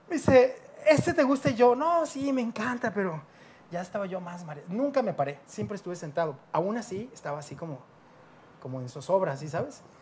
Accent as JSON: {"language": "Spanish", "country": "Mexico", "said": "tú llegas como mexicano"}